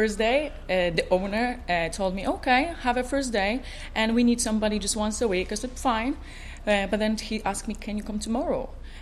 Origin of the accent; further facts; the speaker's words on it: Poland; moved away as an adult; also born or lived in Ireland / Portugal; I was born in Poland. I'm Polish, 100% Polish